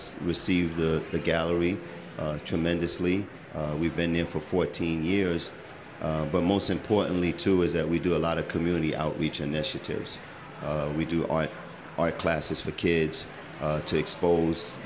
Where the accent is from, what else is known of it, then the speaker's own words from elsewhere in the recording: Brooklyn, New York, United States; I was from Brooklyn, and the brownstone was what I was accustomed